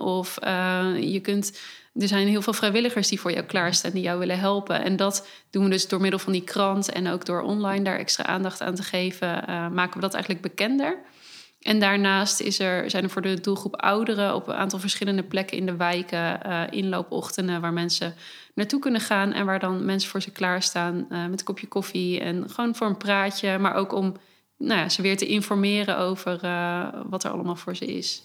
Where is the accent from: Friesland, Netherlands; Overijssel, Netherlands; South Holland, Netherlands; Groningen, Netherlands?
Overijssel, Netherlands; Hasselt; now in Zwolle, Netherlands; ik kom uit Hasselt, een ah, klein plekje hier in de buurt.